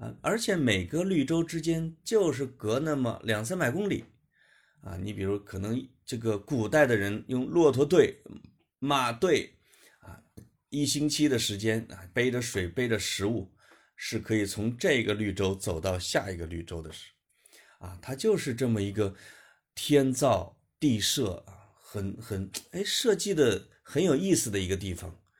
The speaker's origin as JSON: {"language": "Chinese", "region": "Henan", "country": "China", "said": "因为我是一个河南人嘛，也可以叫中原人，就在讲以我是一个长得很像游牧民族的一个中原人这样的身份"}